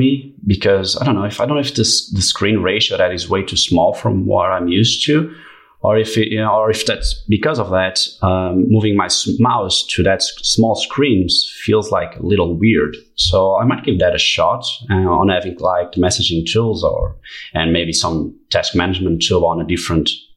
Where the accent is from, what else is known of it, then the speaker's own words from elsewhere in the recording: Portugal; I'm a 24 years old guy from Portugal